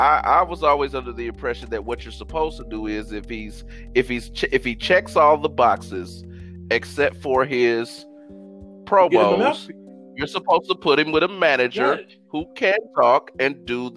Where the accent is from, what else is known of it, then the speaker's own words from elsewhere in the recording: Indianapolis, Indiana, United States; I'm from Naptown.